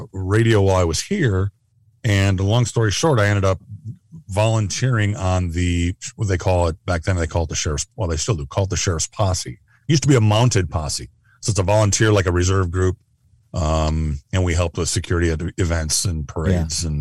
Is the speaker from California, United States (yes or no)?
no; Southeast Minnesota, United States; also born or lived in Phoenix / Nebraska / Kansas; I grew up in Southeast Minnesota. I grew up in the county that I work in now.